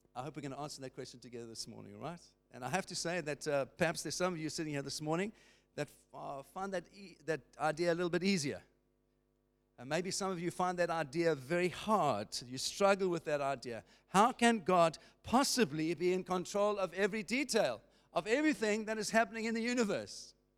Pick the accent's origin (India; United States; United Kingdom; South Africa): South Africa; as a South African